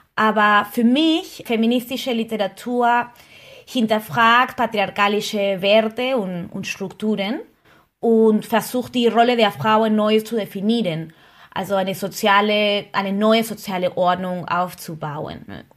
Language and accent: German; Peru; now in Berlin, Germany; ich komme aus Peru